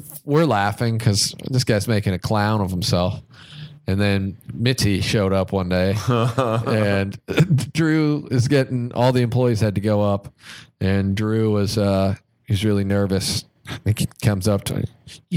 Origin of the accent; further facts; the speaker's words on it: Kansas City, United States; moved away as an adult; now in Los Angeles, United States; I'm from Kansas City